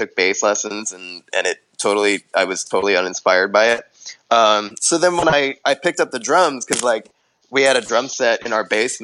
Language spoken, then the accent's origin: English; New Jersey, United States; I'm from New Jersey